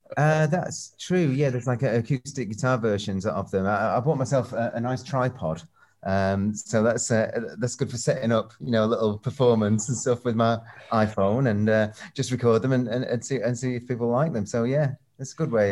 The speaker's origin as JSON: {"language": "English", "town": "Northwich", "region": "North West England", "country": "United Kingdom", "tie": "born or raised there", "also_born_or_lived": "Manchester / London / Los Angeles", "moved": "yes", "said": "we all bought records from this one shop in my hometown, Northwich"}